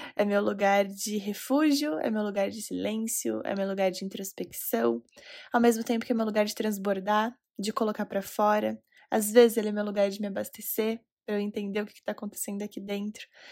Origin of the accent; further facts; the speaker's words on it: Recife, Pernambuco, Brazil; now in Curitiba, Brazil; Recife, Pernambuco, minha cidade natal.